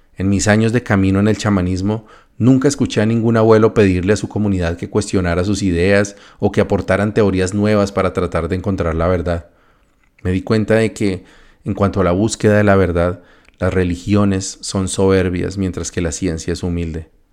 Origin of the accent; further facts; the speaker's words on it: Colombia; moved away as an adult; also born or lived in North America